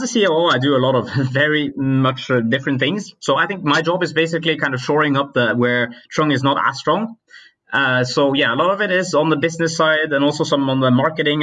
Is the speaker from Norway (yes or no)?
yes; Norway; I come from Norway